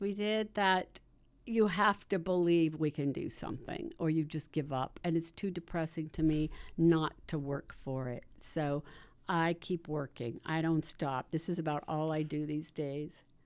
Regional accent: Salt Lake City, Utah, United States; I am from Salt Lake City

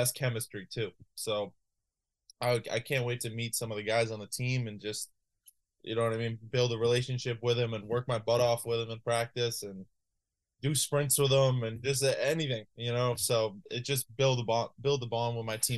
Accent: Londonderry, New Hampshire, United States; I'm from Londonderry

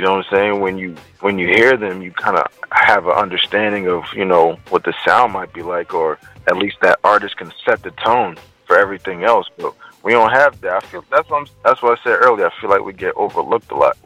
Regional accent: Trinidad & Tobago; moved away; also born or lived in DMV (Washington metropolitan area); I'm from the Caribbean, Trinidad

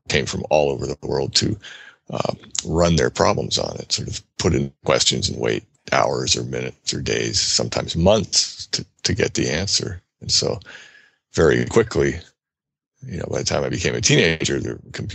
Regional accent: New Jersey, United States; As a child growing up in New Jersey, I was interested in animals and machines

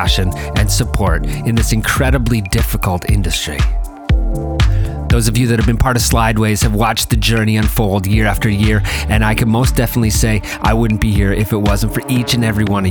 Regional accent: Toronto, Ontario, Canada; my hometown

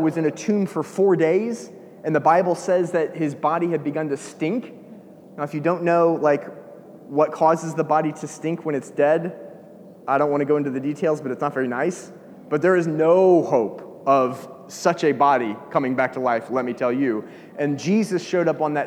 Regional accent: Georgia, United States; I'm from Georgia.

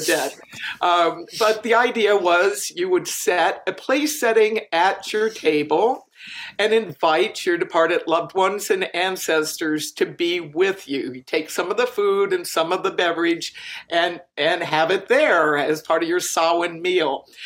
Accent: Virginia, United States; now in Wisconsin, United States; I grew up in Virginia, but I'm here in Wisconsin now.

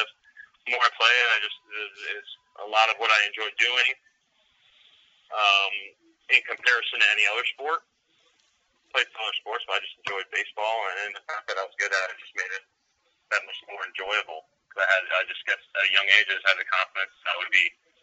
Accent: upstate New York, United States; in upstate New York, where I grew up.

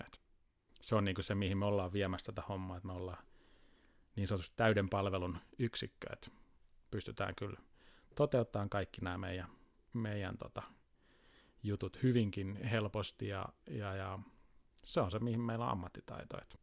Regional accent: Tampere, Pirkanmaa, Finland; now in Helsinki, Finland; alkujaan tulen Tampereelta ja nyt tämä reilut kymmenen vuotta vaikuttanut sitten Helsingissä

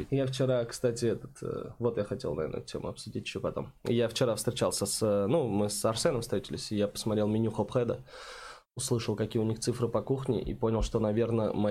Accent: Oktyabrsky, Bashkortostan, Russia; also born or lived in Saint Petersburg / Nizhnekamsk; now in Kazan, Russia; Нет, я вообще родился в Питере, потом жил в Башкирии 10 лет в Октябрьском, потом в Нижнекамске жил, в 2015 году переехал в Казань только.

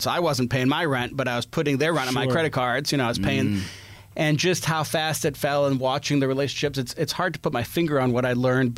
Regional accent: Chicago, Illinois, United States; moved away as an adult; also born or lived in Middle East / Boston / California; I grew up in Chicago

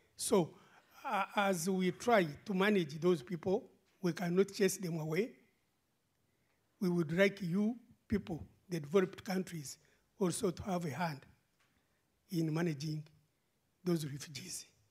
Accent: Uganda; moved away as an adult; now in Brussels, Belgium; when I was growing up in Uganda

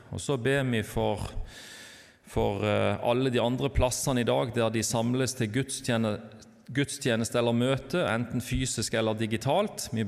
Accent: Lyngdal, Agder, Norway; accent: Southern Norwegian; now in Bergen, Norway; Men jeg tror dere hører at jeg er sørlending, kom fra Lyngdal. Men har bodd egentlig i bergensområdet siden 97

